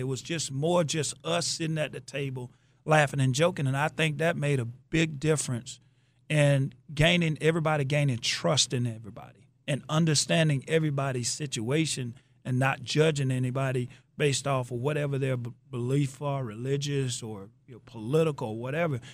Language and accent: English; Athens, Georgia, United States; moved away; came down to Athens, my hometown